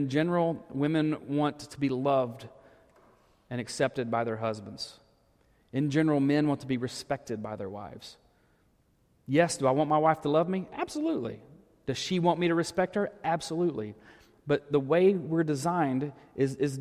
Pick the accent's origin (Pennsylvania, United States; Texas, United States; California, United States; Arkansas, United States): Arkansas, United States; moved away; growing up in Arkansas.